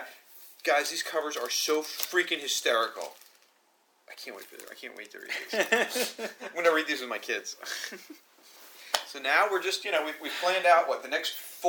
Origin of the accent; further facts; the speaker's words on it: Florida, United States; moved away; I'm from Florida.